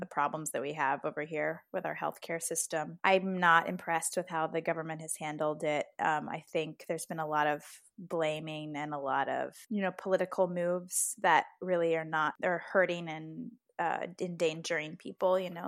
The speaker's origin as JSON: {"language": "English", "country": "United States", "said": "I'm American"}